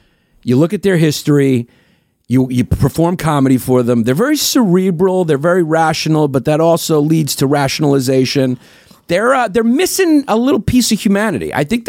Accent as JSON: {"language": "English", "region": "New York", "country": "United States", "tie": "born or raised there", "said": "growing up in New York at that time was not fun."}